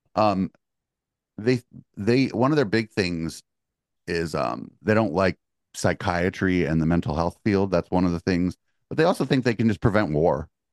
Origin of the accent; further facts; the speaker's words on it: the Bay Area, California, United States; I'm from the Bay